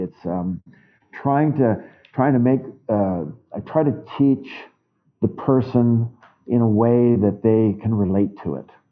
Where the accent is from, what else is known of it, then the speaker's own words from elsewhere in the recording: Winnipeg, Manitoba, Canada; my hometown of Winnipeg